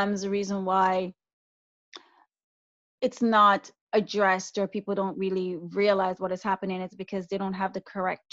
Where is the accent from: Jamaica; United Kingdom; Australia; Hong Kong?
Jamaica; now in Canada; as a Jamaican woman who came here to Canada